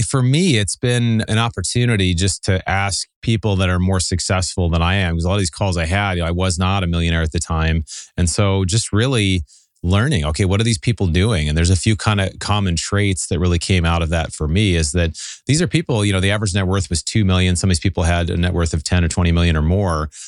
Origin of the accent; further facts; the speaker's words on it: Seattle, Washington, United States; moved away as an adult; also born or lived in Southern California; now in Pasadena, United States; So I grew up in Seattle, moved down in college to Southern California